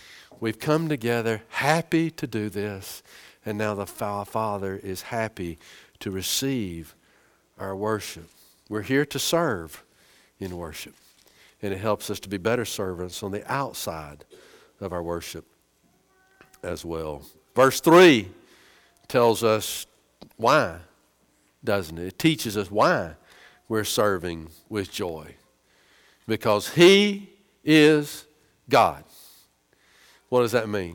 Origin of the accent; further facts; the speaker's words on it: United States; We're so American.